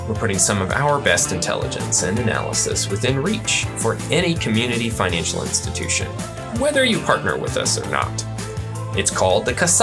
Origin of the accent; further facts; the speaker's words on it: the North, United States; also born or lived in Texas; now in Colorado, United States; I grew up in the North. I'm a Yankee